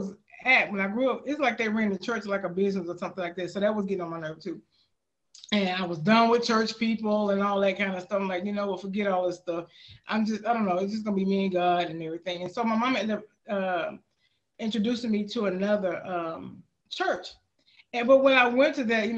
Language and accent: English; Houston, Texas, United States; moved away; I'm born and raised in Houston, Texas